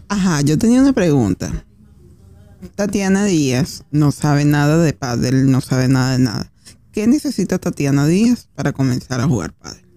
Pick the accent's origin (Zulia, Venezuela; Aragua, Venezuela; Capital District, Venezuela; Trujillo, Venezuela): Capital District, Venezuela; Caracas; now in Argentina; nosotros que somos venezolanos, por lo menos en mi caso que soy de Caracas